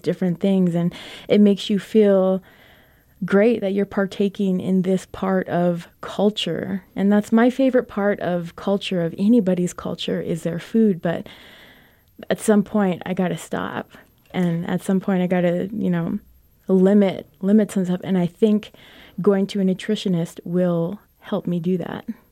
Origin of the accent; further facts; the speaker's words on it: Crownpoint, New Mexico, United States; Crown Point, New Mexico, my hometown